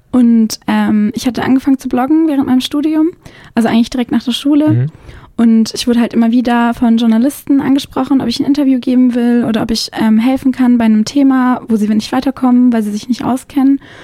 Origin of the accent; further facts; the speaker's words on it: Konstanz, Baden-Württemberg, Germany; moved away; also born or lived in Mühlacker; Also ich bin dann aufgewachsen in Konstanz am Bodensee.